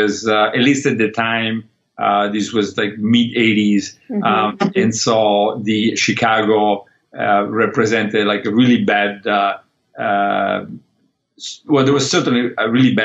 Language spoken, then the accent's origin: English; Molochio, Calabria, Italy; also born or lived in Liguria, Italy; now in United States; I was lucky enough to grow up in two places, maybe 50-50 between southern Italy